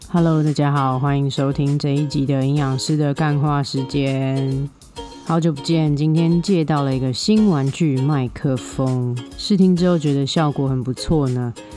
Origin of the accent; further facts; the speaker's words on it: Taiwan; 我们台湾人吃猪肉的方式其实跟欧美人非常不一样